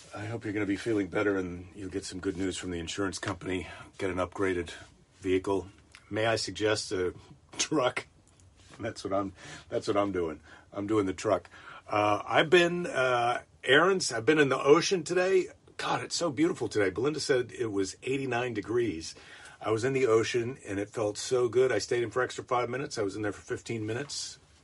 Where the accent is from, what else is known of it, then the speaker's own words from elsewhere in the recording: Iowa, United States; now in California, United States; Iowa's my home state.